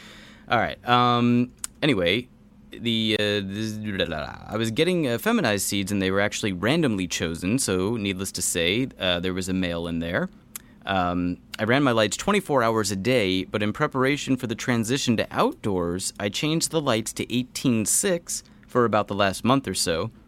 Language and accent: English; Texas, United States; Yes, I'm from Texas.